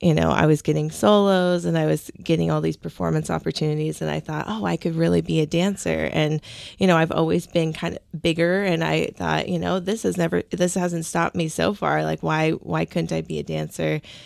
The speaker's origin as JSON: {"language": "English", "town": "Seattle", "region": "Washington", "country": "United States", "tie": "born or raised there", "said": "I grew up in Ballard"}